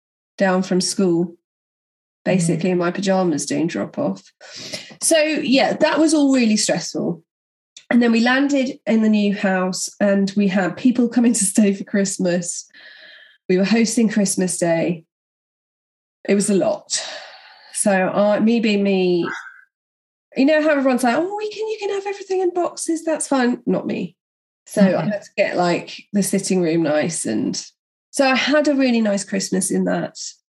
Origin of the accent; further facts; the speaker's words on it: London, United Kingdom; do you think people will know I'm from London?